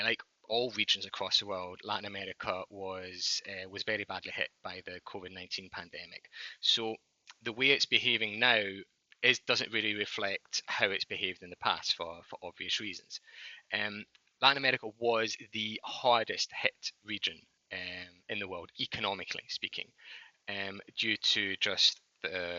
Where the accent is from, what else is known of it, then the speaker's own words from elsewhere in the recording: Scotland, United Kingdom; accent: Scottish; moved away as an adult; also born or lived in London; now in New York, United States; I'm actually from Scotland, but don't let the Scottish accent fool you. I've been living in New York for the past 6 years